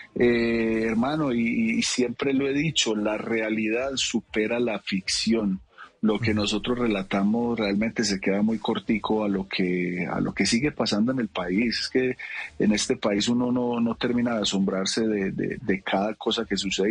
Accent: Envigado, Antioquia, Colombia; yo me le volaba a mi mamá los tres, cuatro años desde el barrio La Magnolia y me iba a buscar a mi papá al parque de Envigado

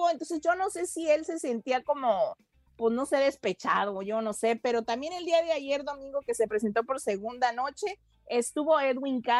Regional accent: Guadalajara, Jalisco, Mexico; también … estuvo de concierto y en mi tierra gracias

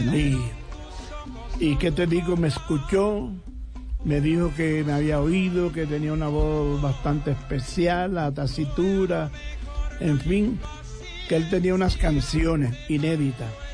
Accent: Costeño, Caribbean coast, Colombia; un tosteño bastante raro

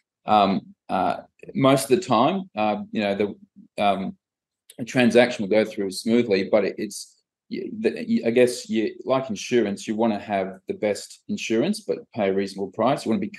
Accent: Australia; born there; also born or lived in Malta / England / Scotland; my background, I was born in Australia, but grew up in Europe, so Malta, England, and then Scotland.

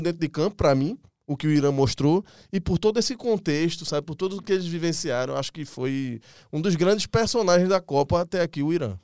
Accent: Brazil; A gente é brasileiro

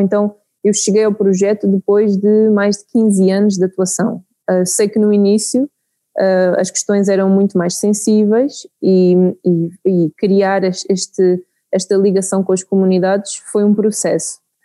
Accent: Santarém, Santarém District, Portugal; moved away as an adult; now in Mozambique; cresci em Portugal, não é? perto da, da Serra de Aire e Candeeiros, então cresci num ambiente rural em Portugal

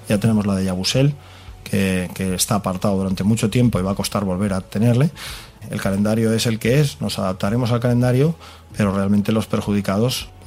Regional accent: Catalonia, Spain; soy catalán, soy culé

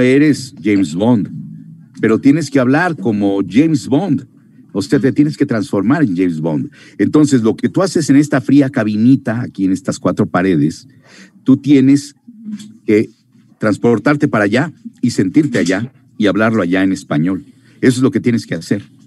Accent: Mexico; moved away as an adult; also born or lived in Miami; otro mexicano, que llegaba yo

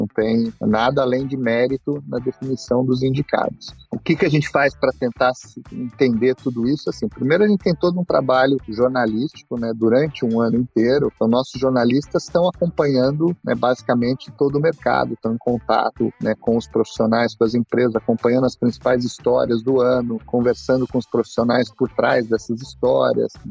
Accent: Northeast Region, Brazil; como eu sou nordestino, eu me me inspirei numa coruja típica aqui do Nordeste

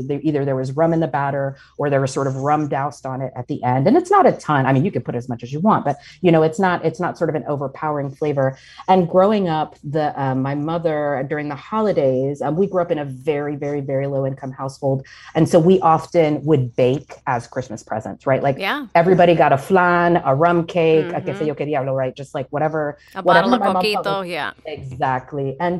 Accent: the American South, United States; So as I mentioned earlier, I grew up largely in the American South. And I always want to clarify that for folks that I did not grow up on the island

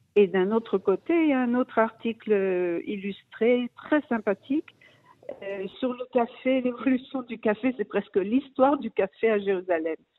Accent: Brussels, Brussels-Capital Region, Belgium; moved away as an adult; now in Israel; je suis, je suis née, j'ai grandi en Belgique, à Bruxelles.

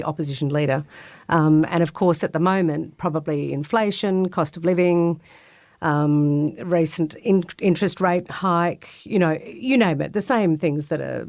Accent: Albany, Western Australia, Australia; now in Tokyo, Japan; Born and raised in Albany, Western Australia

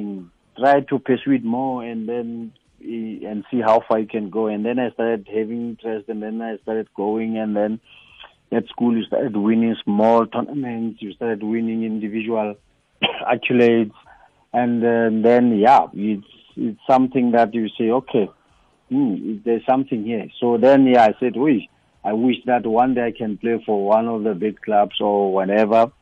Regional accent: Lesotho; growing up in Lesotho

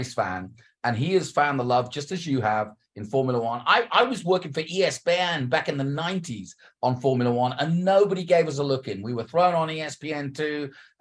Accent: England, United Kingdom; moved away; Growing up in England

